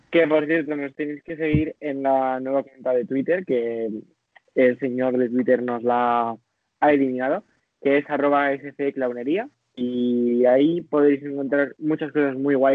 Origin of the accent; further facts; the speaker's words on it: Ecuador; No, hija, no soy, no. Soy ecuatoriana